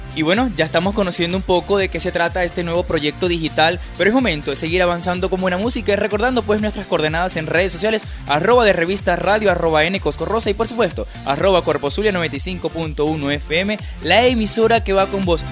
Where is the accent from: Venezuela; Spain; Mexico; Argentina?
Venezuela; somos unos grandes venezolanos